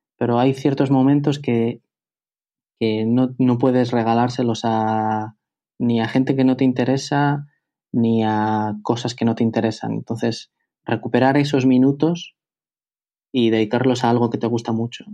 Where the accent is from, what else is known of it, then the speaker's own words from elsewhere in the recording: Bilbao, Basque Country, Spain; moved away as an adult; also born or lived in Madrid; yo soy de Bilbao, eh, yo vivo en Bilbao